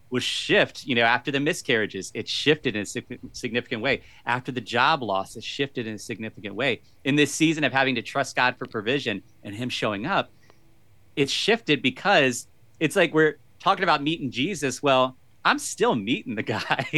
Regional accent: Virginia, United States; So I've lived most of my life in Virginia. Uh, grew up, uh, not, I, I currently live in the inner city part of Virginia, but most of my life was out in the country

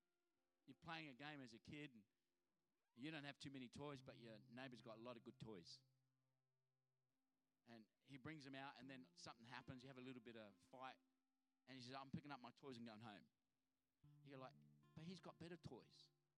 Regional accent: Adelaide, South Australia, Australia; now in Sydney, Australia; Because I come from Adelaide that there's, you know, a million stop signs, but, you know, three people in the whole town.

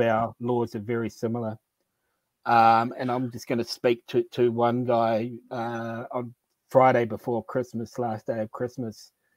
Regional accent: New Zealand; I'm from New Zealand.

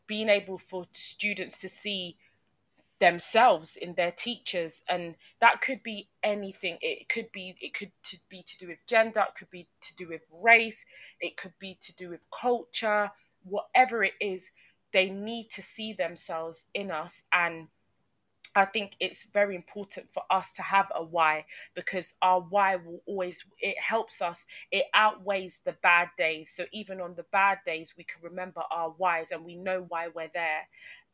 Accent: London, United Kingdom; I teach in the area in which I grew up in. I'm from London, so I teach in South London. Yeah. I'm originally from South London

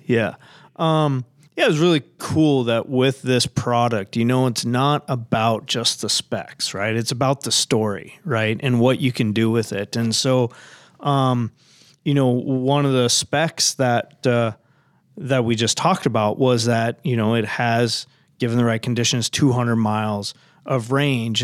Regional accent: Oregon, United States; moved away as an adult; now in Minnesota, United States; I was born and raised in Oregon

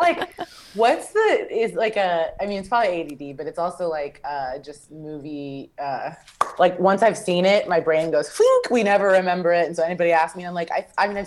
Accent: Kansas, United States; I'm from Kansas

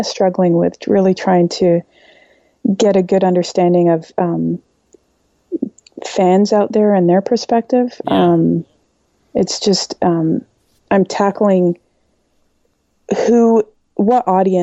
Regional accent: Canada; I'm Canadian

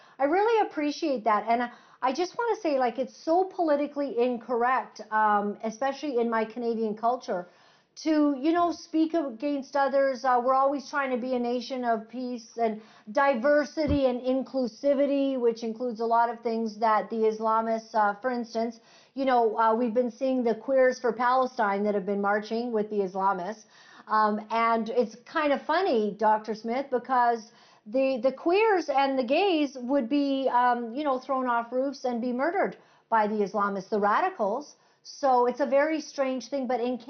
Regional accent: Uganda; born there; as I have missionary parents, and I was born in Uganda.

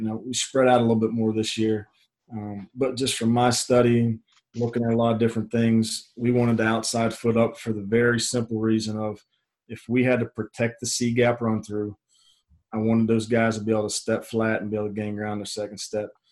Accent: Pittsburgh, Pennsylvania, United States; moved away; I'm from Pittsburgh, Pennsylvania originally

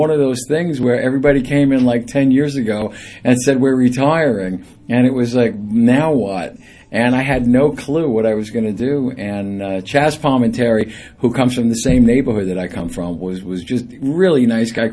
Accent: New York City, New York, United States; I'm from Arthur Avenue originally

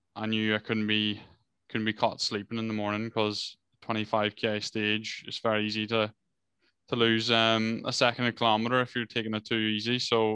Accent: Ireland; we come from Ireland where, you know, it's wet and slippery or whatever

